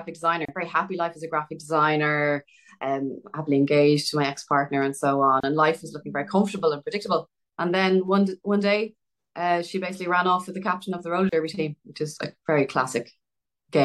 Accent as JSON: {"language": "English", "town": "Dublin", "region": "Leinster", "country": "Ireland", "tie": "born or raised there", "said": "Growing up in Dublin"}